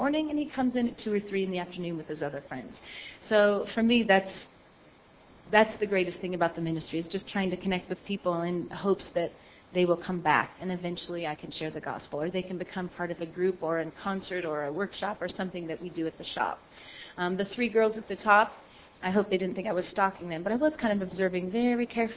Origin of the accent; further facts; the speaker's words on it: United States; moved away as an adult; now in Poznan, Poland; I'm from America